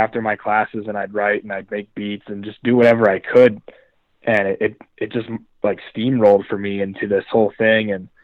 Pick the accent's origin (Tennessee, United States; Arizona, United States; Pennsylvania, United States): Pennsylvania, United States; Schuylkill County; also born or lived in State College, Pennsylvania; me growing up in Skook County